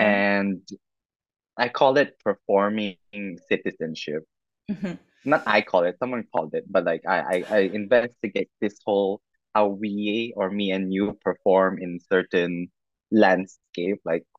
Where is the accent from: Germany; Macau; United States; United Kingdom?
Macau; moved away as an adult; now in Taiwan; I am born and raised in Macau by a full-bred Filipino. And then currently based in Taiwan.